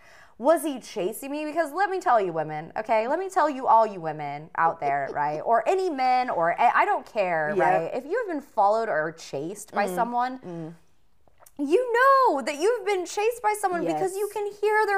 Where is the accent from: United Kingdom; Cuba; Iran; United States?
United States; Riverside, California; the place I grew up in Riverside.